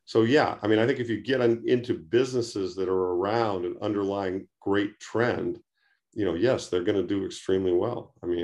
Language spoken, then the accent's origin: English; Detroit, Michigan, United States; I mean, I grew up outside Detroit in the 50s and 60s.